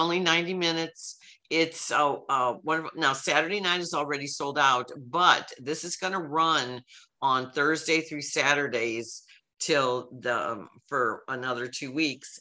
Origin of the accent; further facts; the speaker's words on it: Belleville, Illinois, United States; Belleville, I want to support them bringing it to my hometown